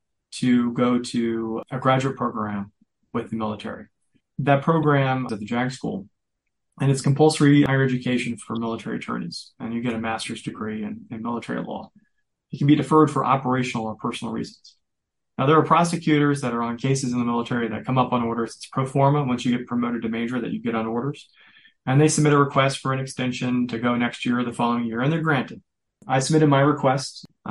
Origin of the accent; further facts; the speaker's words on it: Virginia, United States; moved away as an adult; now in New York, United States; I mentioned I was from Virginia. I moved to New York